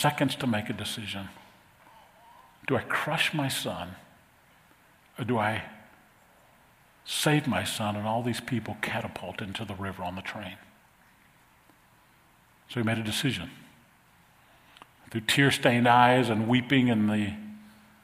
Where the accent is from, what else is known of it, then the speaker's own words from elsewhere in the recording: New Orleans, Louisiana, United States; When I was a kid growing up in New Orleans, we had a great youth group